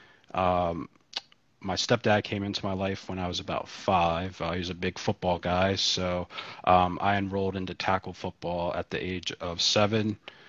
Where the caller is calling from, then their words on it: Baltimore, Maryland, United States; I'm calling in from Baltimore.